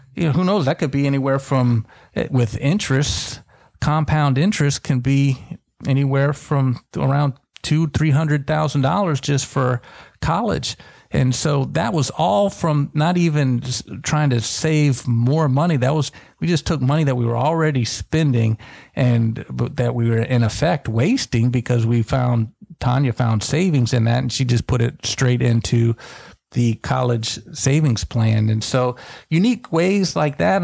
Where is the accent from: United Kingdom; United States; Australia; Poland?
United States; Tallahassee, Florida; I grew up in Tallahassee, right by Florida State